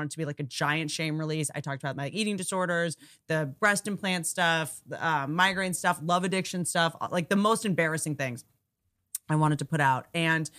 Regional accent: Washington, District of Columbia, United States; also born or lived in Roanoke, Virginia; I grew up at first in Washington, D.C., which is super cosmopolitan, super like politics place

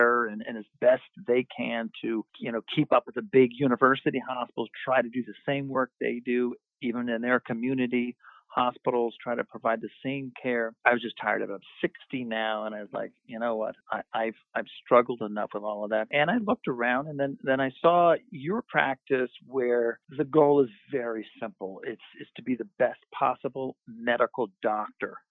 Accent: Westchester, New York, United States; also born or lived in New Orleans / Albany, New York; now in New York City, United States; I grew up not in New York City, but outside in Westchester.

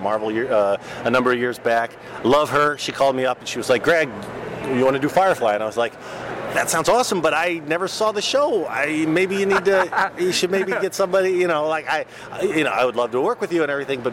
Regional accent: Texas, United States; I grew up in Texas.

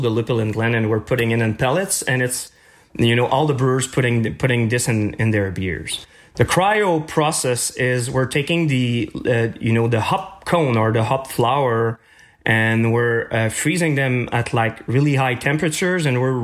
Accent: Chicoutimi, Quebec, Canada; moved away as an adult; now in Montreal, Canada; I'm coming from Chicoutimi

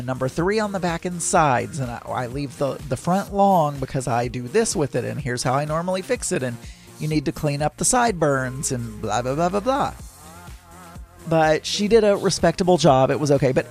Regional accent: the South, United States; when we were growing up in the South

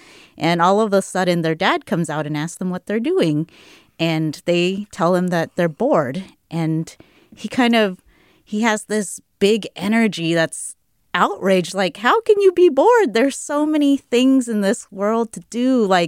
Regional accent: Houston, Texas, United States; I'm from Houston

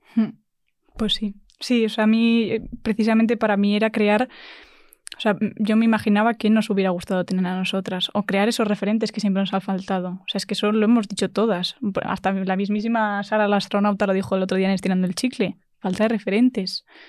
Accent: Madrid, Community of Madrid, Spain; soy de Madrid

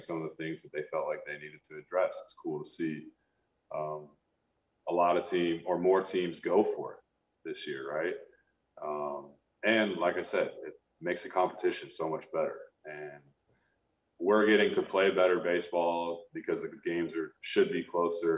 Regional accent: Sacramento, California, United States; growing up in Sacramento, I grew up a huge Giants fan

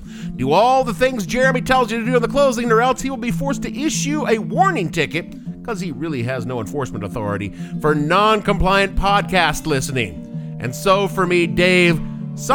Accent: New York City, New York, United States; the worst decade of my hometown, even if you aren't from New York City

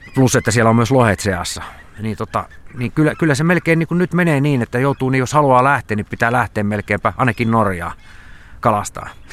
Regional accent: Savonlinna, South Savo, Finland; mä oon niin Savonlinnasta kotoisin sit Saima, Saiman rannalla asunut koko ikäni

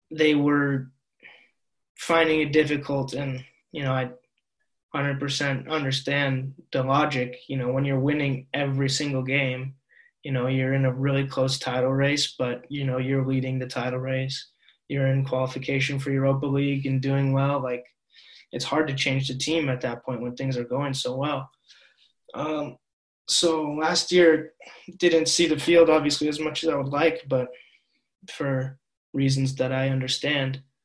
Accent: Seattle, Washington, United States; moved away as an adult; now in Norway; even being from Seattle, a place that, you know, all things considered is very, very liberal and very accepting

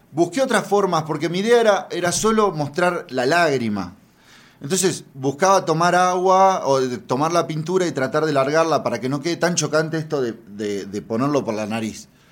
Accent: Argentina; moved away as an adult; now in Mexico; soy argentina, lo pueden notar por mi tono

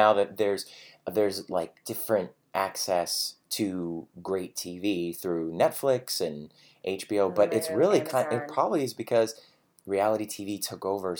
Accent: Cleveland, Ohio, United States; I'm a Cleveland guy.

